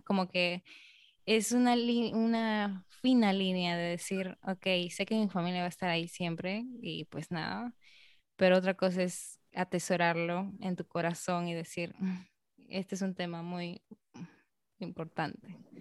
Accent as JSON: {"language": "Spanish", "country": "Peru", "moved": "yes", "lives_now": "Dominican Republic", "said": "como peruana"}